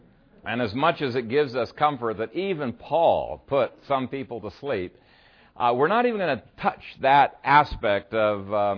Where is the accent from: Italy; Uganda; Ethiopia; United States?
Ethiopia; In many ways, it reminds me of the churches that I grew up with in Ethiopia.